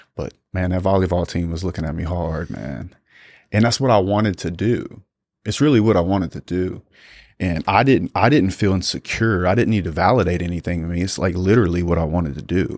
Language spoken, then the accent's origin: English; South Louisiana, United States; growing up in South Louisiana